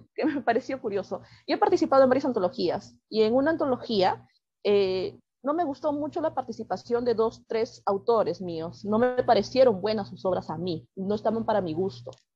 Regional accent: Lima, Peru; soy cuentista peruana

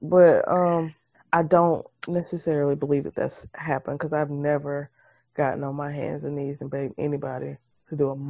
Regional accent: Missouri, United States; I'm from Missouri. You have to show me that you mean it.

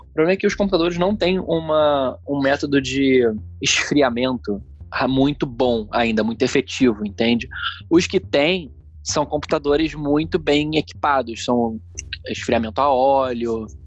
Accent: Rio de Janeiro, Brazil; accent: carioca; carioca. sotaque de carioca, mano.

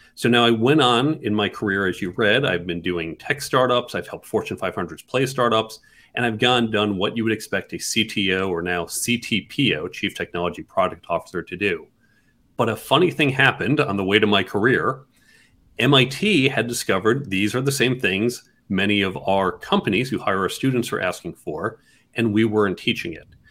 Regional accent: New York City, New York, United States; I come from New York City, live right in Midtown.

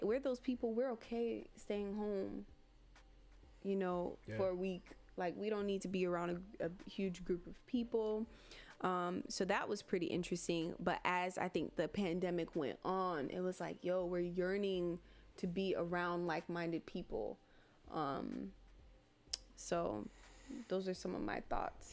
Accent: Miami, Florida, United States; also born or lived in Gainesville; Like this is my home. Like this is where I'm from. From born and raised Miami

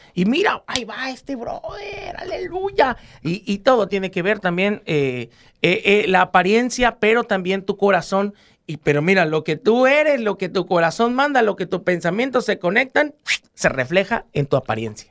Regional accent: Guerrero, Mexico; porque somos guerrerenses

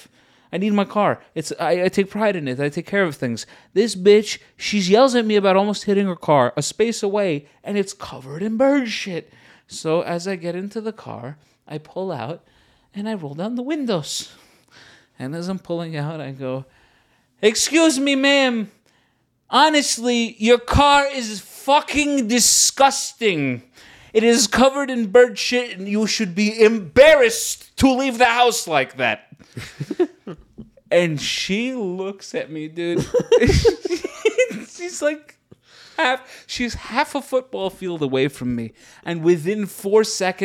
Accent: United States; now in Los Angeles, United States; I come from New York, uh-huh. New Jersey area

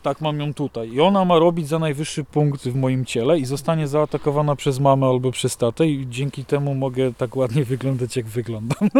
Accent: Nowy Targ, Lesser Poland, Poland; jako mały chłopak, kiedy patrzyłem, jak małe puszczyki tutaj wyglądały na mnie

